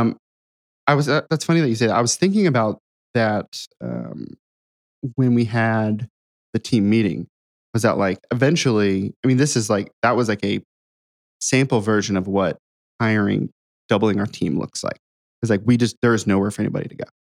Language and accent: English; Ohio, United States; now in Nashville, United States; I grew up in Ohio.